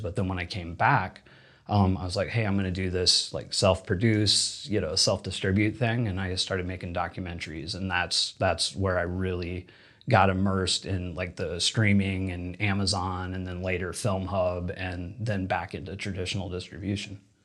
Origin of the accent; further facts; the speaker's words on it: Indiana, United States; moved away as an adult; also born or lived in Louisiana; now in Los Angeles, United States; I grew up in Indiana